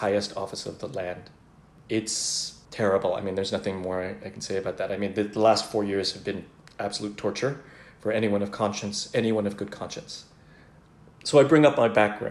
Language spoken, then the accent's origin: English; United States; So I am a Filipino-American man